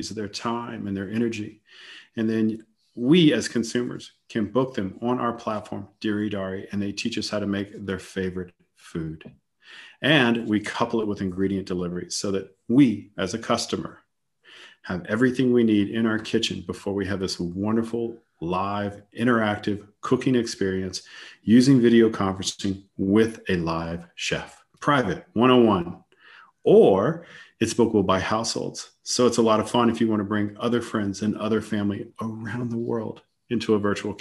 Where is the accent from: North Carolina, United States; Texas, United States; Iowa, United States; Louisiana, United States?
Louisiana, United States; Lafayette; moved away as an adult; also born or lived in Atlanta, Georgia; now in Germany; I'm originally from South Louisiana. Hail from a little town called Lafayette